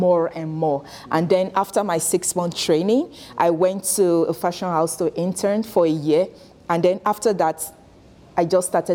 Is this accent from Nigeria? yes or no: yes; Nigeria; moved away as an adult; now in Canada; I'm originally from Nigeria. I moved to Canada in 2020.